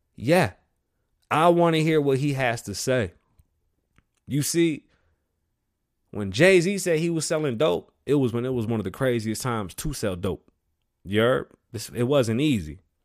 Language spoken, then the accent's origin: English; Puerto Rico; being Puerto Rican, you know, I'm from the Caribbean